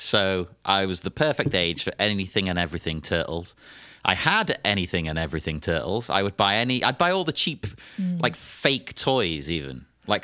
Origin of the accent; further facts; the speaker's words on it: Cyprus; I grew up in Cyprus, right? So it was a weird blend of cultures.